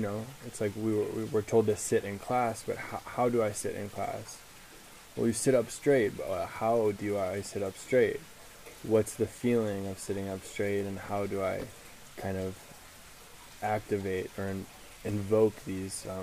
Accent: suburbs of Chicago, Illinois, United States; I was born in Chicago and I was raised in the suburbs of Chicago, 45 minutes north towards Milwaukee, Wisconsin

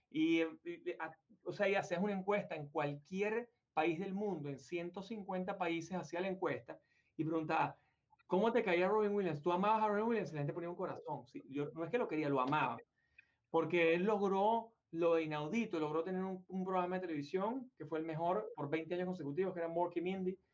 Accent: Venezuela; moved away as an adult; nosotros tuvimos muchísimo éxito en Venezuela, muchísimo. De hecho, yo me vine de Venezuela, estaba en el tope de mi carrera, era el CEO de la compañía de corretaje, una de las top ten de Venezuela

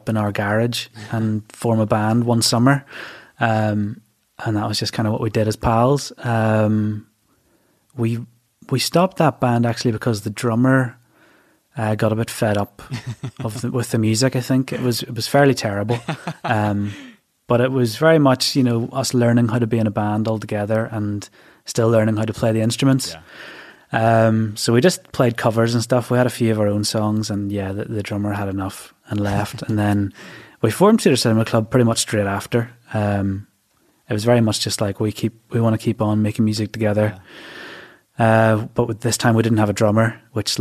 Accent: Bangor, Northern Ireland, United Kingdom; I was born and bred in Bangor, County Down.

